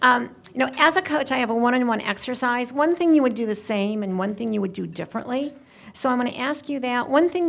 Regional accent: Akron, Ohio, United States; Akron. You have made me very proud of saying I'm from Akron, Ohio, home of Purell.

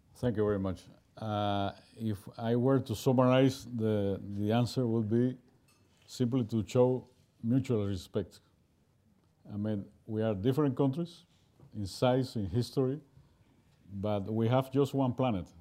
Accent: Cuba; I'm from Cuba

